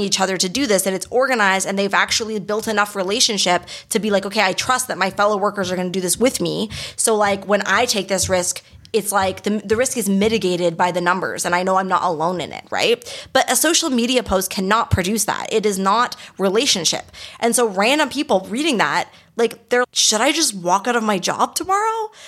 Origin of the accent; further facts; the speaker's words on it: Canada; first language English; now in Montreal, Canada; we're Canadian